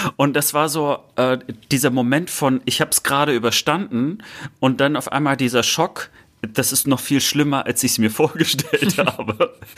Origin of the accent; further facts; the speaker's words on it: Germany; weil es meine Heimat ist